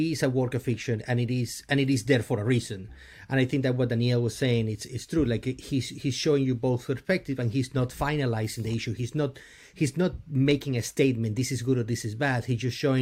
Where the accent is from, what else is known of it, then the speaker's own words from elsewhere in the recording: Venezuela; moved away; I'm originally from Venezuela, and I had to leave because of everything that is happening